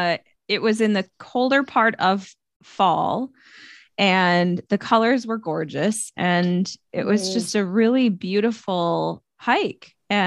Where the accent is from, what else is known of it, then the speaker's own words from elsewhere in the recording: Stillwater, Minnesota, United States; my husband and I both graduated, like born and raised in Stillwater.